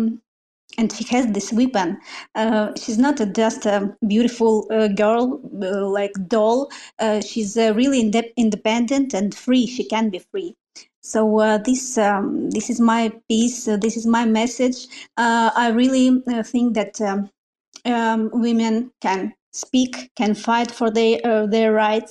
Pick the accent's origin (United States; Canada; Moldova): Moldova; English is a second language; Oh, I'm not from Russia, but yes, I'm Russian speaker. Yeah. I'm from a small country, Moldova